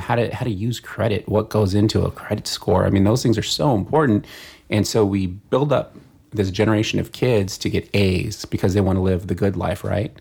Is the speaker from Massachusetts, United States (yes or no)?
no; San Fernando Valley, California, United States; San Fernando Valley.